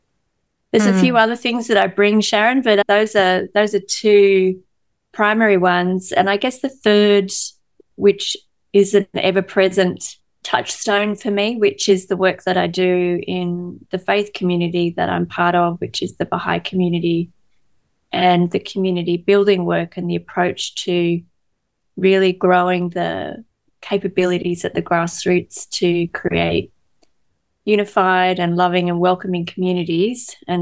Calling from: New South Wales, Australia; I am joining from Darawal country here on the south coast of New South Wales. It's a beautiful part of Australia where the escarpment meets the ocean.

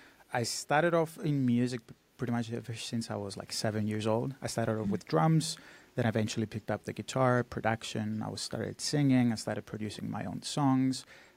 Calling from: Cyprus; I come to you from Cyprus. It's a very small island in the Mediterranean.

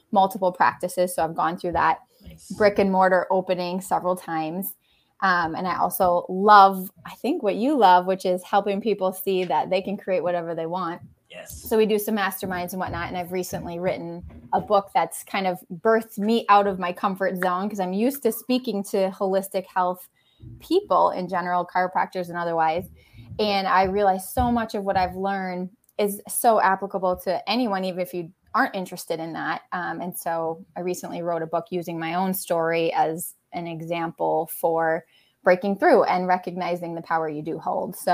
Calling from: Wisconsin, United States

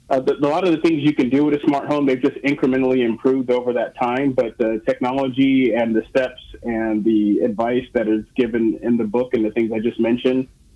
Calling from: Seattle, Washington, United States; I am calling you from Seattle, Washington

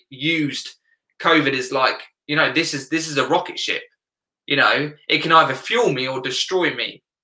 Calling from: South East England, United Kingdom; Yeah, UK, right uh, south of England.

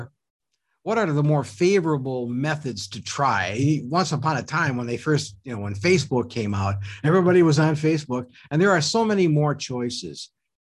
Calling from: Milwaukee, Wisconsin, United States; also born or lived in Hartford, Wisconsin; I'm calling you from Milwaukee, from WOKY Radio.

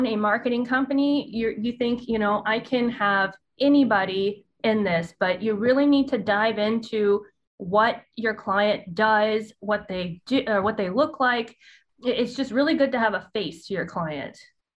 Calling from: Dallas, Texas, United States; I am in Dallas. I say some words very country-like.

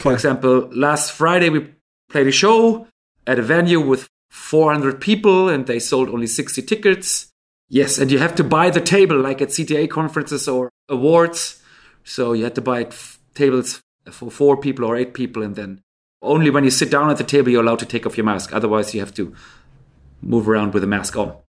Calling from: Stockholm, Stockholm County, Sweden; I'm calling in from Stockholm, Sweden

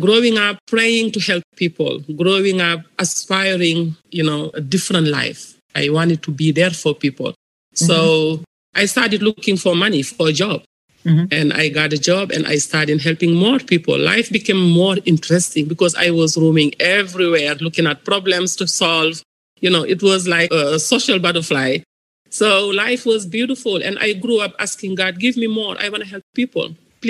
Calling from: Los Angeles, California, United States; I'm calling from Los Angeles, California.

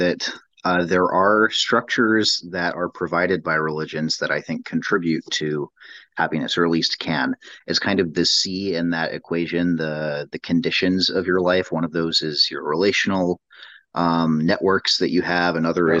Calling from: San Antonio, Texas, United States; This is my first time one of the book clubs. I'm coming from San Antonio.

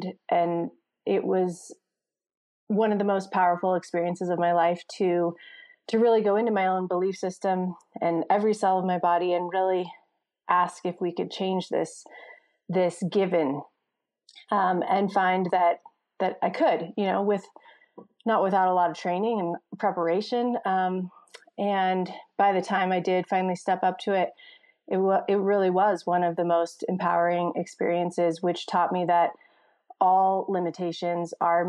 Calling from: Jackson, Wyoming, United States; I am calling in from Jackson Hole, Wyoming.

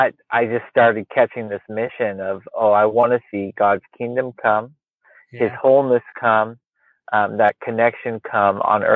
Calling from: Portland, Oregon, United States; We still have daylight. I'm in Portland, Oregon. Technically

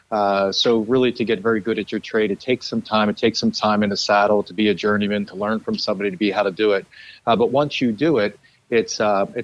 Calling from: Lancaster, Pennsylvania, United States; Today I talk to you from Lancaster, Pennsylvania, which is home.

